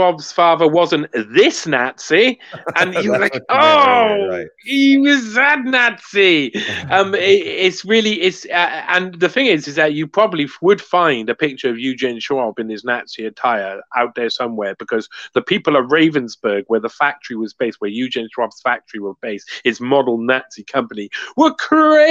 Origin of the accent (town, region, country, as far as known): Cardiff, Wales, United Kingdom